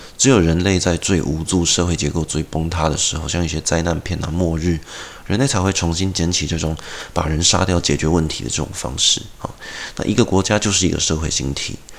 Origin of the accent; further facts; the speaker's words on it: Taiwan; 我们台湾人